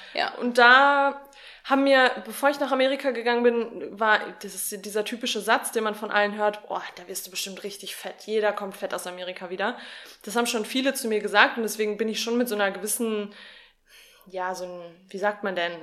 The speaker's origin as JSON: {"language": "German", "area": "Sauerland", "region": "North Rhine-Westphalia", "country": "Germany", "tie": "born or raised there", "said": "ich bin ja im Sauerland aufgewachsen"}